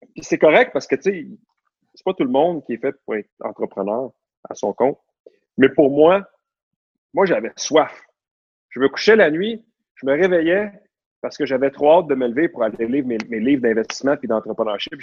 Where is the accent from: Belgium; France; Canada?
Canada; Laval, Quebec; je suis né à Laval, j'ai grandi à Laval, à Vimont, proche de la Cité de la Santé